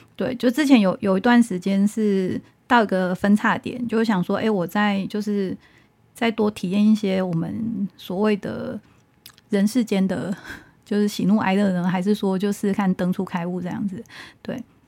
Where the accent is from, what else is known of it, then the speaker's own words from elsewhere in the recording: Taiwan; 我们台湾人